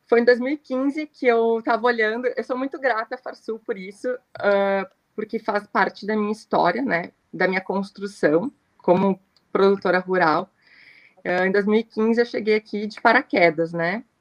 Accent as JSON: {"language": "Portuguese", "town": "Camaquã", "region": "Rio Grande do Sul", "country": "Brazil", "tie": "born or raised there", "said": "quando eu, eu, saí de Camacuã para estudar, fui fazer administração."}